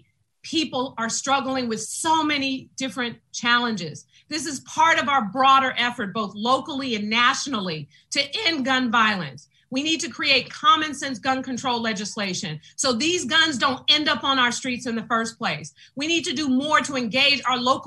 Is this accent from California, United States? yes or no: yes; San Francisco, California, United States; I grew up in the Western Addition